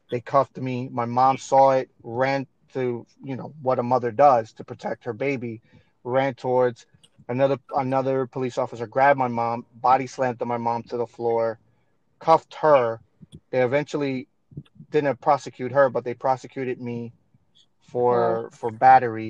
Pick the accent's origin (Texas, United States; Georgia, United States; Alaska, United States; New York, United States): New York, United States; growing up in New York